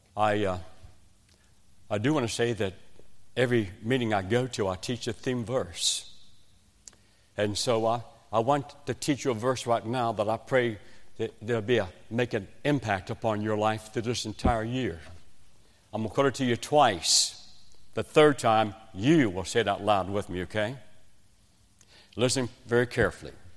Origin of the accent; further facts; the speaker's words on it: West Virginia, United States; accent: West Virginian; now in South Carolina, United States; I was raised in West Virginia, in a coal mining shack.